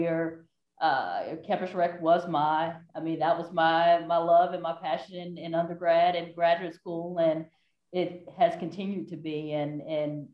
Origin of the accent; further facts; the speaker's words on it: Aiken, South Carolina, United States; I am actually from Aiken, South Carolina.